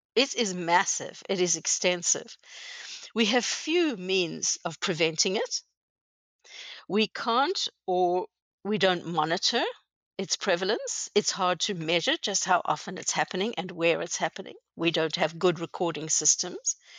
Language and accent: English; South Africa; moved away as an adult; now in Canada; I was born in South Africa many years ago. Um, grew up there and went to university there